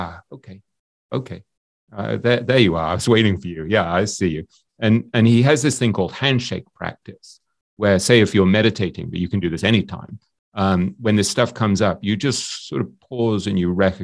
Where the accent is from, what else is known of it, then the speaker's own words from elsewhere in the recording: England, United Kingdom; I'm English